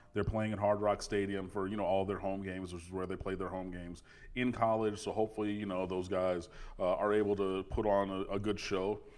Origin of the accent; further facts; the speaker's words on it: Detroit, Michigan, United States; I'm from Detroit and I'm cursed with the affliction of being a Lions fan